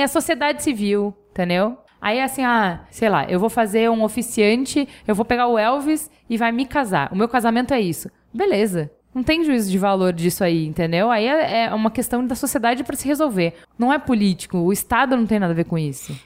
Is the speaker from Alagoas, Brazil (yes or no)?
no; Porto Alegre, Rio Grande do Sul, Brazil; now in São Paulo, Brazil; a minha formação foi em Porto Alegre. Então, assim, eu fui para Porto Alegre com cinco anos